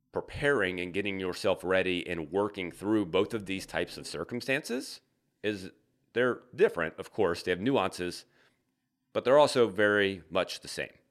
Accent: the South, United States; now in Midwest, United States; I'm from the South.

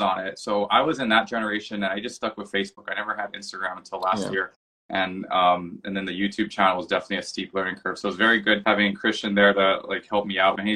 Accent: Hawaii, United States; moved away as an adult; also born or lived in Boston, Massachusetts; now in Seattle, United States; I'm from Hawaii originally.

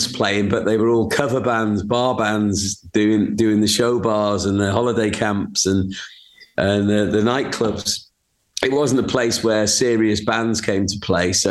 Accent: Rhyl, Wales, United Kingdom; But when I grew up in Rhyl, there was no one.

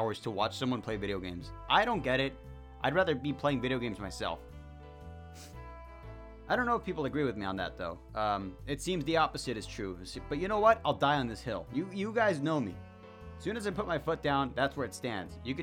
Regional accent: Mexico; accent: heavy accent; Sorry for my heavy accent, I guess. I just happen to be Mexican.

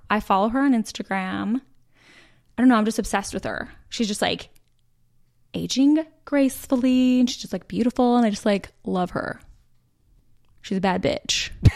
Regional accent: Utah, United States; moved away as an adult; now in Charlotte, United States; born and raised in Utah. We dated in high school.

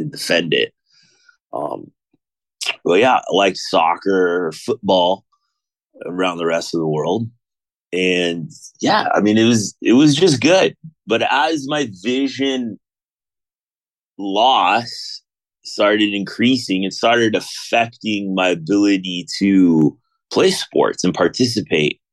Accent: Mission Viejo, California, United States; I grew up in Southern California, a town called Mission Viejo.

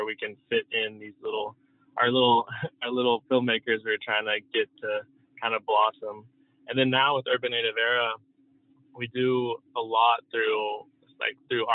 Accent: Norman, Oklahoma, United States; moved away as an adult; also born or lived in Colorado / Bay Area, California; now in Los Angeles, United States; I grew up in Norman, Oklahoma

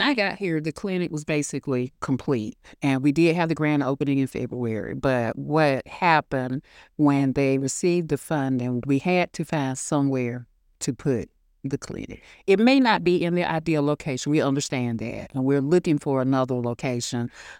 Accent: United States; I always let people know I'm from Hancock County. Because honestly, you know, and like I said, I'm a product of this county. I went to school here, kindergarten through 12th grade

